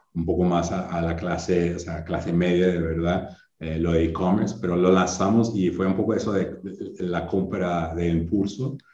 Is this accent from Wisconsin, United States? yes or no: yes; Wisconsin, United States; Spanish is a second language; moved away as an adult; also born or lived in Chile; now in Brazil; crecí toda la vida en Wisconsin